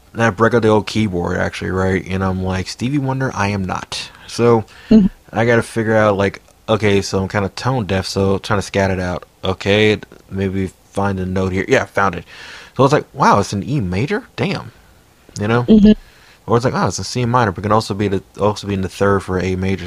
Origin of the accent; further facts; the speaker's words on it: Silver Spring, Maryland, United States; I was born in Silver Spring too.